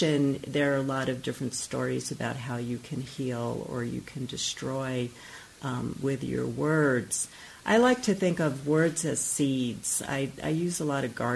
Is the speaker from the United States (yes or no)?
yes; New York, United States; I grew up in New York